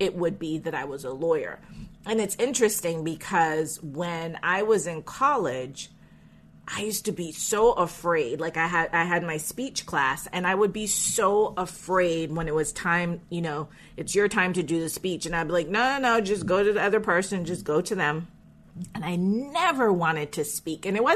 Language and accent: English; Jamaica; I was born in Jamaica